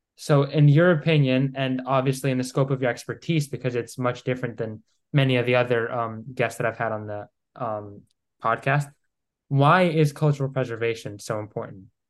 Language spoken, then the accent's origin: English; Greece; I'm from Greece